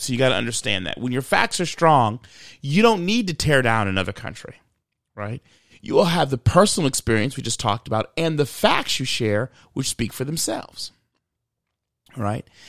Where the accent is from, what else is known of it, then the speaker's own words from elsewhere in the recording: Michigan, United States; I grew up in Michigan